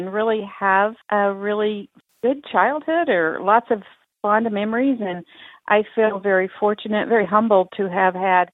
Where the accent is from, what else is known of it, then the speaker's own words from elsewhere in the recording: Topeka, Kansas, United States; my hometown in Topeka, Kansas